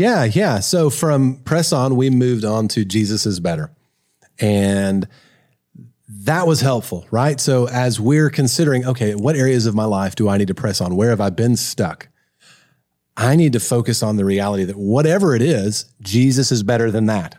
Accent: Kentucky, United States; I grew up in Kentucky.

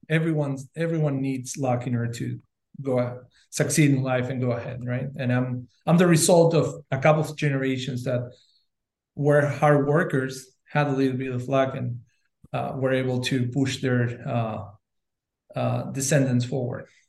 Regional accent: Uruguay; I'm originally from Uruguay

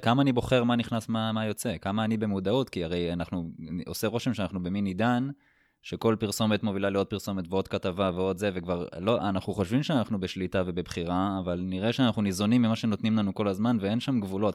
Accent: Israel; נולדנו בישראל, אה, ללאום יהודי

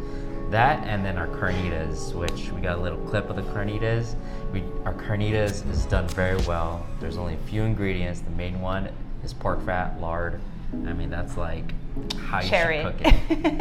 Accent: California, United States; moved away as an adult; also born or lived in San Francisco; now in Hawaii, United States; me and Reese are both Filipino, but we grew up in California

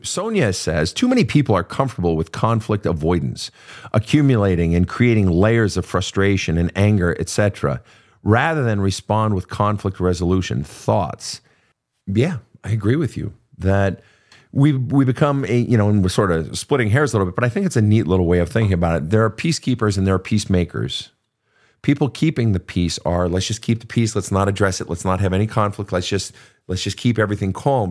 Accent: Minnesota, United States; I come from Minnesota

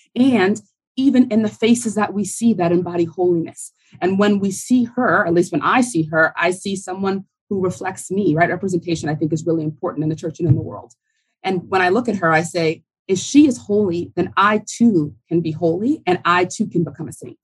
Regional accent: New Orleans, Louisiana, United States; moved away as an adult; also born or lived in Notre Dame, Indiana; I'm from New Orleans, Louisiana.

